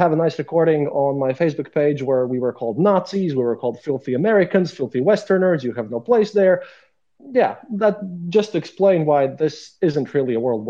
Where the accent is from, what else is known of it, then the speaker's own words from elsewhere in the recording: Riga, Latvia; I'm a journalist from Riga, Latvia.